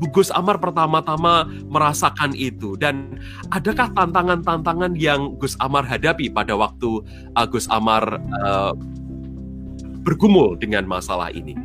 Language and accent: Indonesian; Central Java, Indonesia; sebenarnya sama dengan saya asalnya dari Jawa Tengah